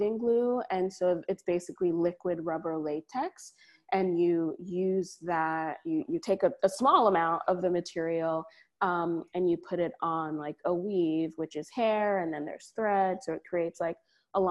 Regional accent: Trinidad & Tobago; now in New Haven, United States; I'm Caribbean from Trinidad.

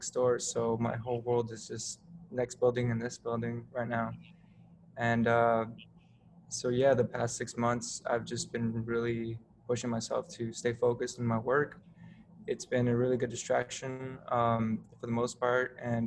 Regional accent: Southern California, United States; now in New Haven, United States; I grew up in SoCal

